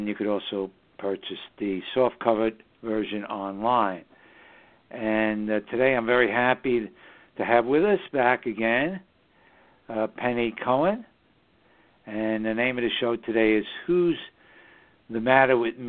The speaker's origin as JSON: {"language": "English", "town": "New York City", "region": "New York", "country": "United States", "tie": "born or raised there", "said": "the northern suburbs of New York City, my hometown"}